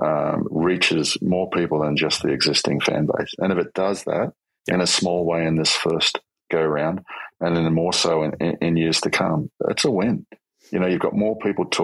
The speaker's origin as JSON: {"language": "English", "town": "Sydney", "region": "New South Wales", "country": "Australia", "tie": "born or raised there", "said": "I was born in the South Sydney area"}